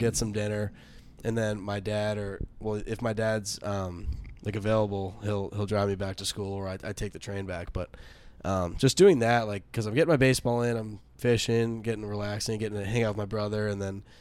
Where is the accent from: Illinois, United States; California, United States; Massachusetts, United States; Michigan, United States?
Massachusetts, United States; I'm from Massachusetts.